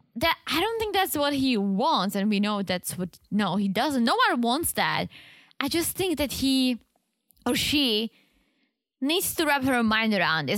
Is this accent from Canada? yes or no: no; Czechia; English is a second language; moved away; I'm from the Czech Republic